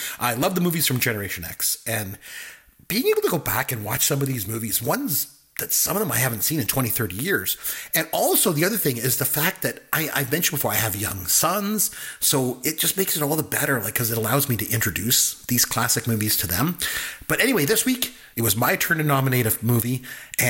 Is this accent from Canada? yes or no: yes; Canada; since I'm Canadian